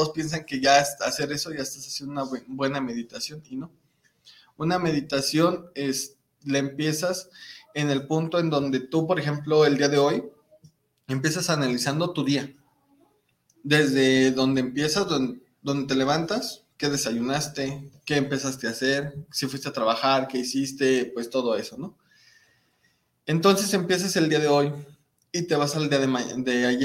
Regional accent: Monterrey, Nuevo León, Mexico; Porque somos como buenos regios.

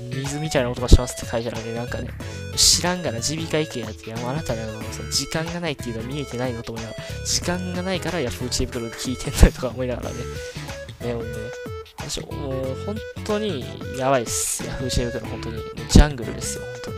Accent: Osaka, Japan; accent: Kansai dialect; 私、正確にはその大阪生まれじゃなくて他の地域なんですけど、やっぱり大阪にいた期間が長いんで、大阪出身ですって言っちゃうんですよね

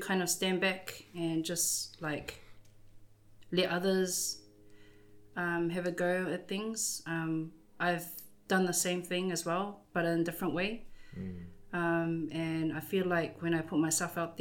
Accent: Wellington, New Zealand; also born or lived in Whanganui, New Zealand / Auckland, New Zealand; now in Hastings, New Zealand; I was born in Wellington. And so Wellington and Whanganui were kind of the cities that I grew up in.

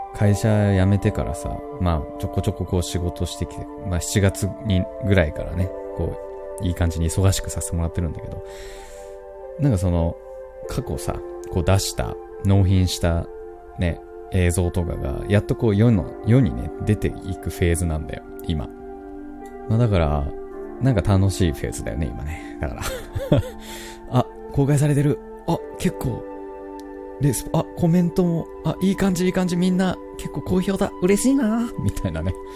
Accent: Kansai, Japan; accent: Kansai dialect; また関西弁出ちゃったけど。

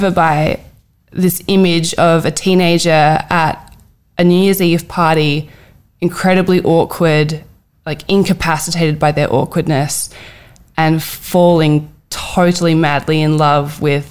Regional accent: Hallett Cove, South Australia, Australia; I grew up in Hallett Cove

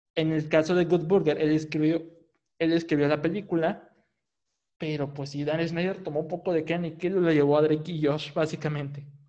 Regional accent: Monterrey, Nuevo León, Mexico; de donde soy, de Monterrey, Nuevo León, aquí en México

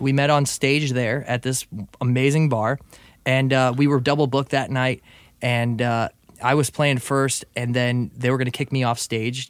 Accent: St. Louis, Missouri, United States; I went to St. Louis University.

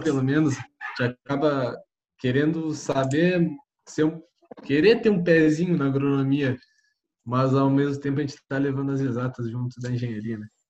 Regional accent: Santa Vitória do Palmar, Rio Grande do Sul, Brazil; sou de Santa Vitória Palmar

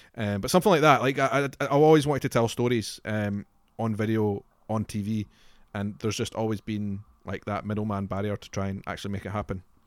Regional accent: Scotland, United Kingdom; Scotland is obviously very important to me because I'm from Scotland

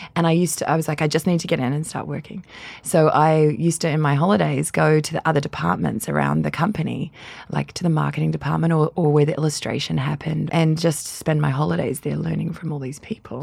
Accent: Canberra, Australian Capital Territory, Australia; also born or lived in London; now in New Zealand; I was born in Australia in a tiny place. Well, it's not that small, but on American standards, it is the capital, Canberra

